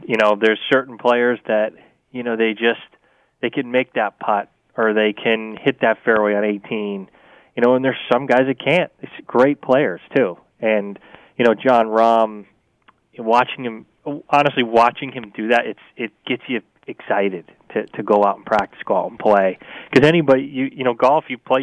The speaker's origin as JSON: {"language": "English", "region": "Vermont", "country": "United States", "tie": "born or raised there", "said": "I grew up in Vermont with winter, too"}